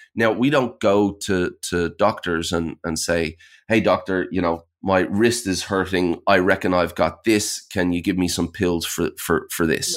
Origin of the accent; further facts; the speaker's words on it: Ireland; now in Sydney, Australia; I'm, I'm based in Sydney, Australia. I'm actually originally from Ireland, but I've been here about twenty years.